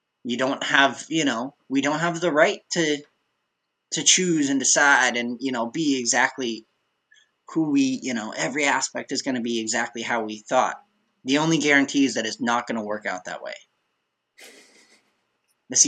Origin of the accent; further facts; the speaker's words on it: Billings, Montana, United States; growing up in Billings, Montana